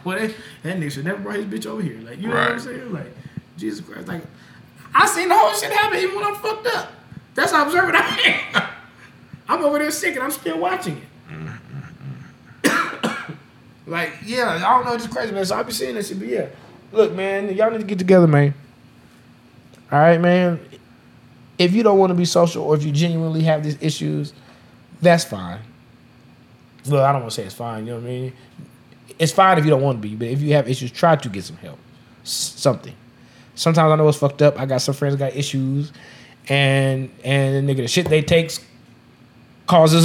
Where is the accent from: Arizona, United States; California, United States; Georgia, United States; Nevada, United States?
Nevada, United States; Las Vegas; I am from Vegas